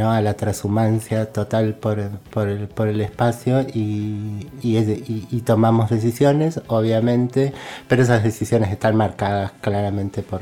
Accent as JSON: {"language": "Spanish", "region": "Córdoba", "country": "Argentina", "said": "así soy cordobesa, pero he estado presa en Salta"}